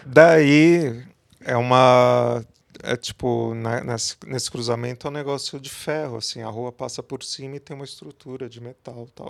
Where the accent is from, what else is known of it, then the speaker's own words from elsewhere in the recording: São Paulo, Brazil; Eu sou da cidade de São Paulo